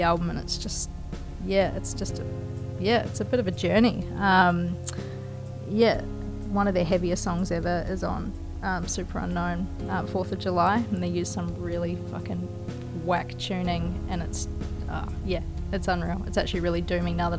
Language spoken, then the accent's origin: English; New Zealand; born or raised there